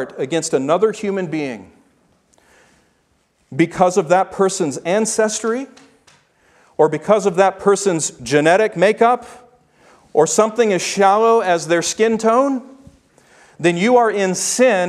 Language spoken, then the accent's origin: English; Memphis, Tennessee, United States; I grew up in Memphis, Tennessee